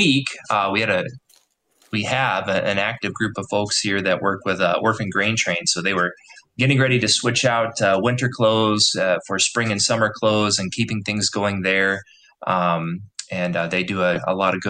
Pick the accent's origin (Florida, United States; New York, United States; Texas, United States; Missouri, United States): Missouri, United States; also born or lived in Minnesota; Missouri is my home state. I grew up here